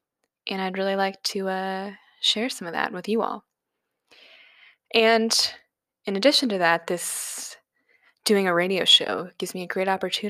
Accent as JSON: {"language": "English", "region": "New Jersey", "country": "United States", "said": "I'm from New Jersey. It's where I'm living now"}